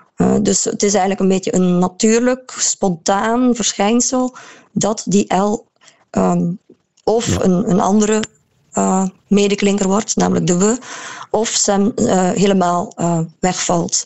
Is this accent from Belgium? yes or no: yes; Maldegem, Flanders, Belgium; accent: Maldegem dialect; dat hoor je nu nog heel veel in het dialect waar, waar ik vandaan kom, Maldegem